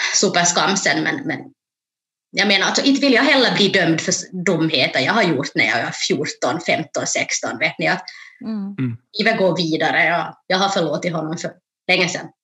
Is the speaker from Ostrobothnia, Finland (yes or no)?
yes; Jakobstad, Ostrobothnia, Finland; moved away as an adult; also born or lived in Ethiopia; now in Turku, Finland; då kom jag till Jakobstad där jag är uppvuxen